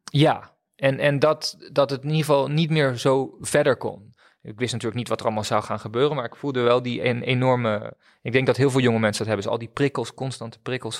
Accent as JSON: {"language": "Dutch", "region": "Friesland", "country": "Netherlands", "tie": "born or raised there", "also_born_or_lived": "Leiden", "said": "toen ik naar Friesland verhuisde op mijn tiende"}